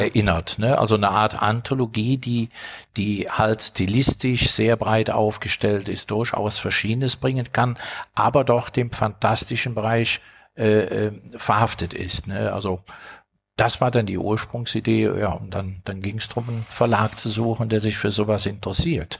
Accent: Rhineland, Germany; bin als Rheinländer mit belgischen Wurzeln

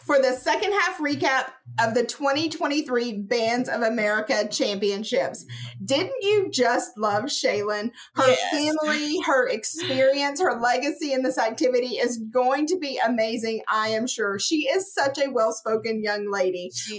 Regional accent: Houston, Texas, United States; And it was funny because I'm from Houston.

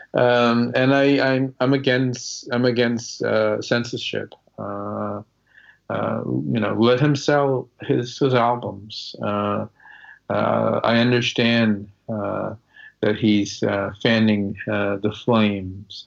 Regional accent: Malden, Massachusetts, United States; growing up in Malden

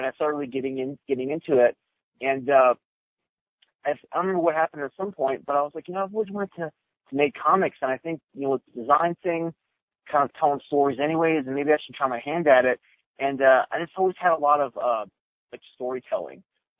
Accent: Maryland, United States; the state where I grew up in Maryland

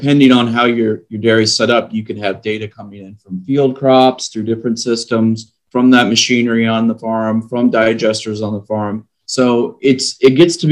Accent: Midwest, United States; now in Texas, United States; I'm originally from the Midwest, live down in Texas now.

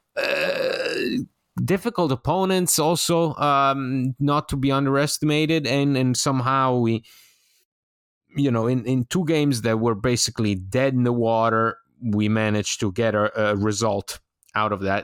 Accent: Italy; moved away; I was a, a child growing up in Italy

